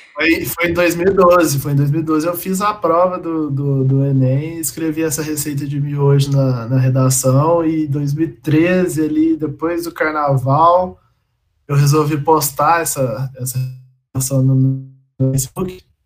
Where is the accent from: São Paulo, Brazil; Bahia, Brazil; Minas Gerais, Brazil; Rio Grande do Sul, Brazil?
Minas Gerais, Brazil; Campo Belo; moved away as an adult; now in Lavras, Brazil; eu sou de Campo Belo, morei a vida inteira em Campo Belo, que é aqui do lado